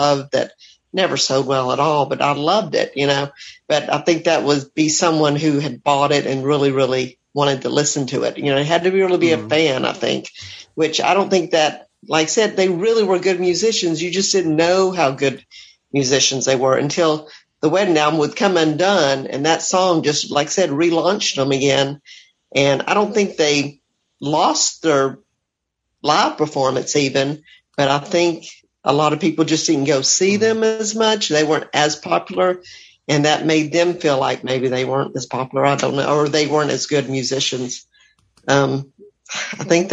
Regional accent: the South, United States; Where I'm from the South

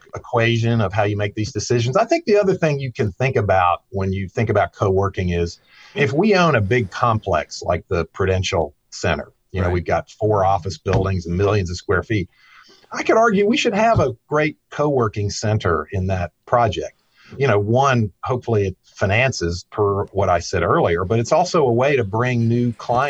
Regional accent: Staunton, Virginia, United States; I grew up on a farm in the Shenandoah Valley of Virginia near a town called Stanton.

